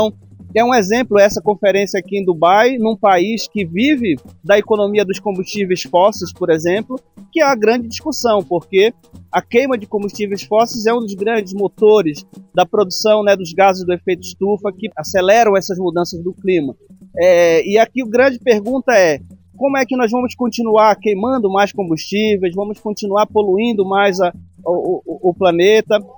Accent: Amazon, Brazil; nós que somos da Amazônia, de uma região que está no centro dessa discussão

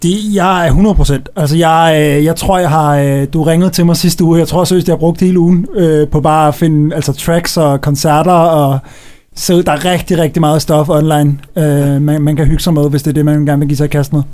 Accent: Copenhagen, Capital Region of Denmark, Denmark; hjemme på mit, øh, på mit øh, gamle børneværelse hjemme på Østerbro

